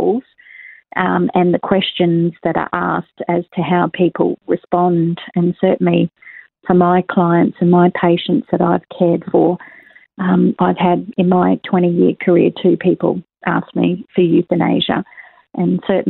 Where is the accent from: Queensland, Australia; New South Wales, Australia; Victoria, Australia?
Queensland, Australia; Queensland, and that's my home state